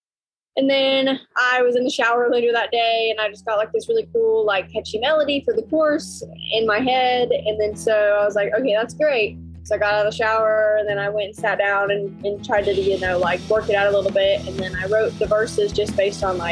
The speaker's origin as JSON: {"language": "English", "town": "Pryor", "region": "Oklahoma", "country": "United States", "tie": "born or raised there", "also_born_or_lived": "Tahlequah, Oklahoma", "said": "My hometown is Pryor, Oklahoma. We actually just moved back here."}